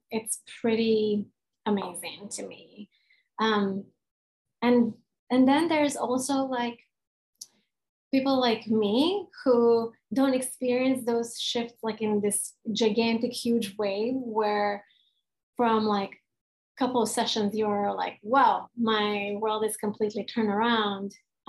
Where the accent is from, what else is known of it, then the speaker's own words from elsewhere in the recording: Serbia; I'm a Hungarian that was born and raised in Yugoslavia, which is a non-existent country anymore. When I was 15 years old, we went through a civil war.